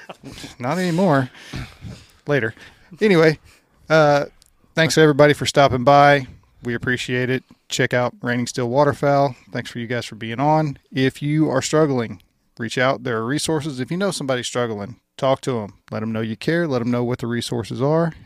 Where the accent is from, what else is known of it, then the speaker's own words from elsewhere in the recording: Louisiana, United States; moved away; I grew up in Louisiana